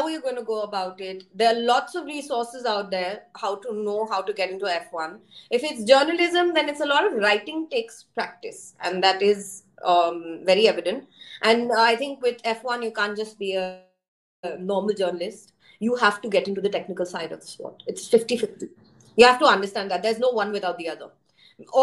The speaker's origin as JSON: {"language": "English", "country": "India", "also_born_or_lived": "Australia", "said": "as Indian"}